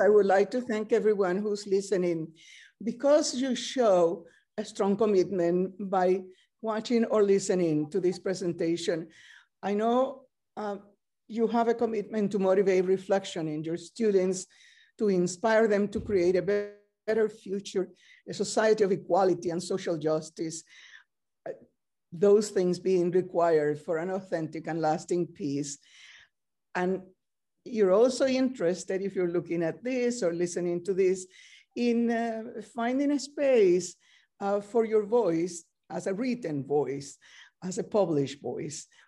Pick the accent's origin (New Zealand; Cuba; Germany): Cuba; Camagüey; English is a second language; moved away as an adult; also born or lived in Spain; now in United States; I was born in Camagüey, Cuba, uh, in nineteen thirty-eight.